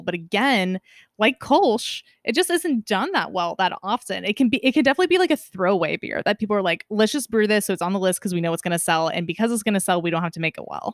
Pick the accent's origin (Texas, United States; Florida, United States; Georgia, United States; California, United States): California, United States; Northern; now in Seattle, United States; grew up in Northern California